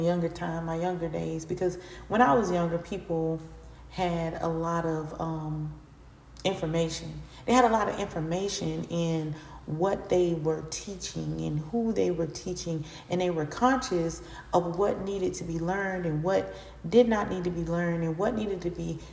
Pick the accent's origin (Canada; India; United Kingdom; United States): United States; Florida; I'm from Florida. So I'm in Florida currently.